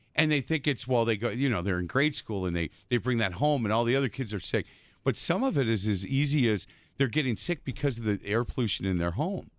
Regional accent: East Side, Wisconsin, United States; growing up in the East Side

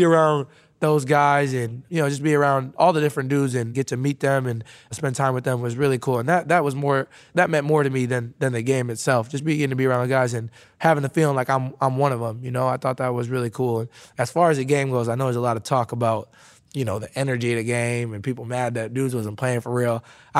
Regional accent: Midwest, United States; Now, I grew up living in the Midwest

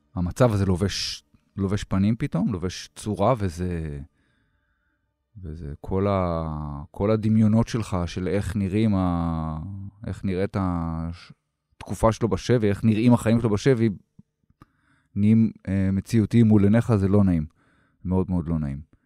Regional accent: Israel; אני אזרח ישראלי

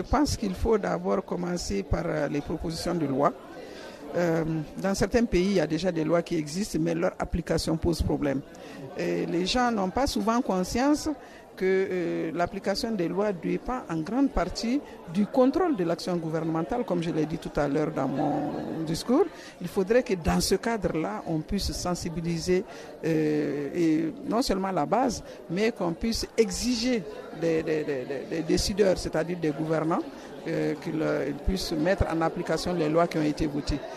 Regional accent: Mali; moi je viens du Mali, chez nous au Mali

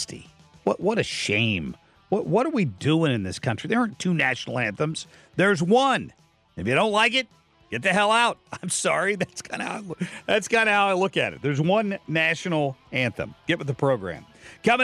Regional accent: Cincinnati, Ohio, United States; now in St. Louis, United States; I grew up in Cincinnati, and we all loved the Reds and the Bengals

